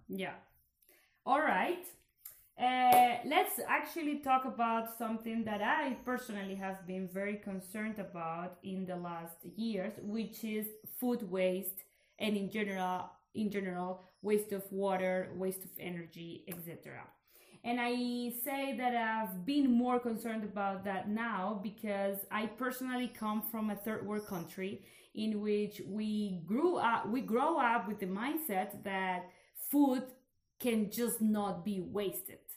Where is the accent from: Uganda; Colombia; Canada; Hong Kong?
Colombia; now in Belgium; we live here in Belgium, but I come from Colombia